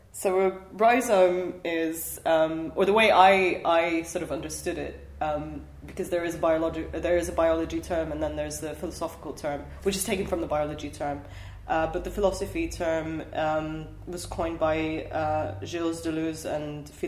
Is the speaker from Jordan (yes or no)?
yes; Jordan; I grew up in Jordan for the most part